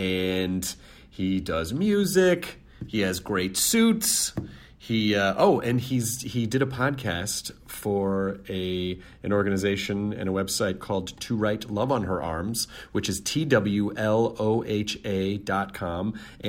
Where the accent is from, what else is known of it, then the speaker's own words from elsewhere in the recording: Philadelphia, Pennsylvania, United States; It is like Idiot Abroad, except that I'm the idiot and abroad is my hometown, Philadelphia.